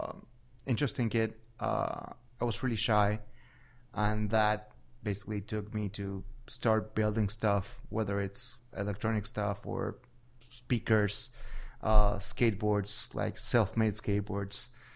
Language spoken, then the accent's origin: English; Buenos Aires, Argentina; So when I was a little kid, Buenos Aires was a completely different place than it is right now.